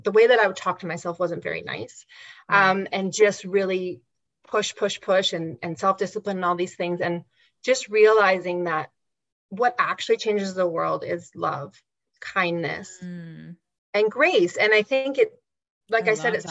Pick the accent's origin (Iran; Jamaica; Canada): Canada; growing up in Canada in the 20th century